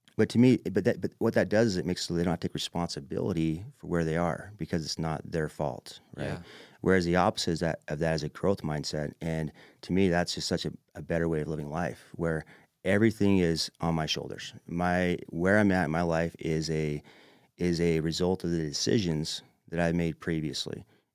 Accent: Manti, Utah, United States; I'm a kid from Manti

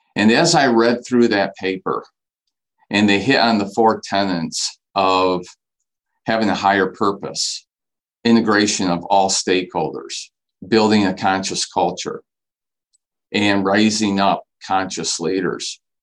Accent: Saginaw, Michigan, United States; I grew up in Saginaw, been here my entire life.

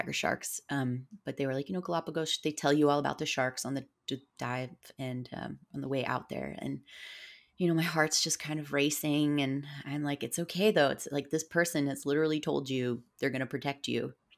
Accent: South Florida, United States; I grew up in South Florida, and I grew up a lot in the Florida Keys

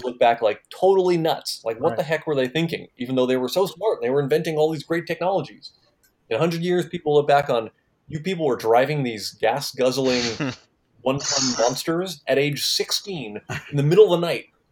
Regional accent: East Coast, United States; moved away as an adult; also born or lived in Santa Cruz, California; I grew up on the East Coast

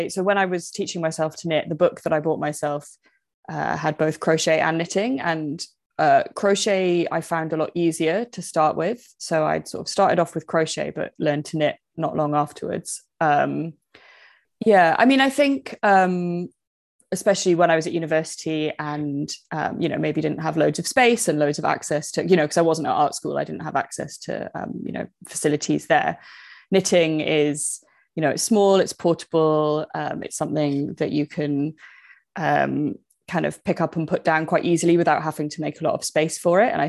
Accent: United Kingdom; you can tell that I'm British

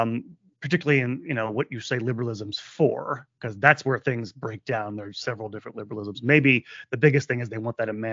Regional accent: United States; I'm an American

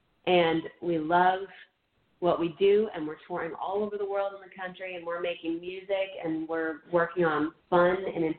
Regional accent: Virginia, United States; even though I'm from Virginia, it originated with members in California

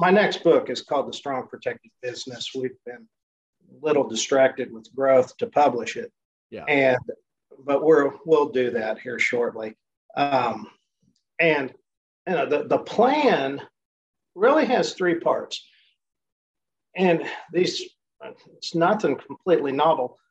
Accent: Enid, Oklahoma, United States; And I run it out of my hometown, which is Enid, Oklahoma

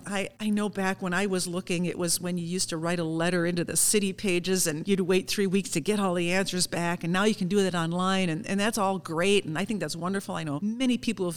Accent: Saint Paul, Minnesota, United States; I love my hometown so much. I can't believe I get paid to do this, to talk about my hometown.

